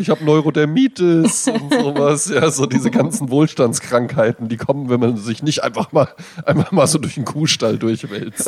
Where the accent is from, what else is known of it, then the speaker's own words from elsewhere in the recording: Germany; moved away; in Bonn-Baden, wo ich herkomme